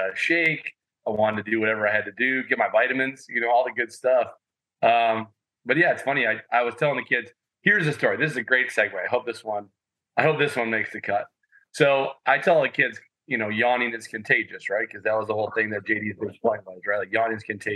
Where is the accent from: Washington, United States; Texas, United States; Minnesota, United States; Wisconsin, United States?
Wisconsin, United States; Madison; I'm a Madison kid. I grew up on the West Side, played for the Junior Spartans